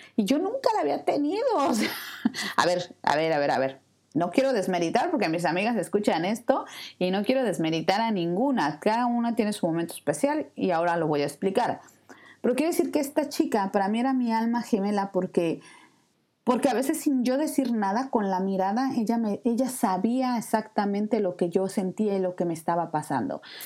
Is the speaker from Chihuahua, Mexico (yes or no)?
no; Mexico City, Mexico; moved away as an adult; Yo soy de la Ciudad de México